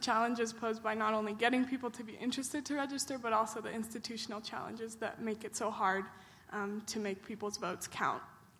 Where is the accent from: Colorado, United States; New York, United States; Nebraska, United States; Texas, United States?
Colorado, United States; Boulder; I'm from Boulder, Colorado.